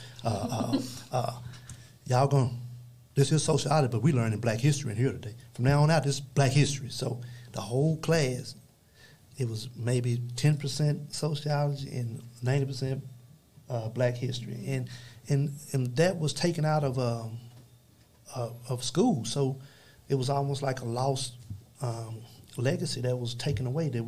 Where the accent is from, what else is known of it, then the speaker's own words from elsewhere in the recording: Dallas, Texas, United States; we was raised up in Oak Cliff.